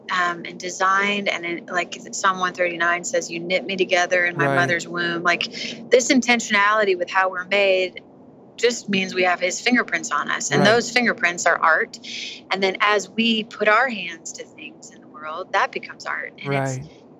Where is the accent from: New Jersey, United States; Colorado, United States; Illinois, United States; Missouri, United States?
Missouri, United States; St. Louis; moved away as an adult; also born or lived in Nashville, Tennessee; I am from St. Louis, Missouri